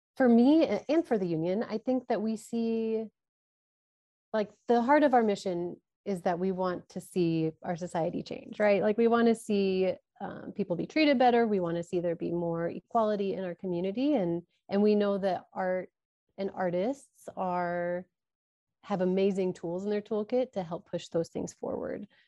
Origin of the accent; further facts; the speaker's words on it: Omaha, Nebraska, United States; moved away as an adult; also born or lived in Pacific Northwest; I'm from Omaha, and when I moved back to Omaha